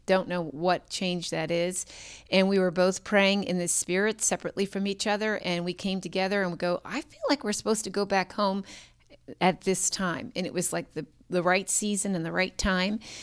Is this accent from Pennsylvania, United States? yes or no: yes; Pittsburgh, Pennsylvania, United States; moved away as an adult; also born or lived in Tulsa, Oklahoma / Annapolis, Maryland; both born and raised in Pittsburgh